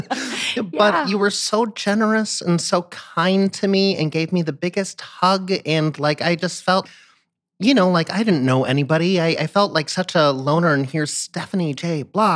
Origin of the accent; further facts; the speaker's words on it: San Diego, California, United States; I grew up in San Diego.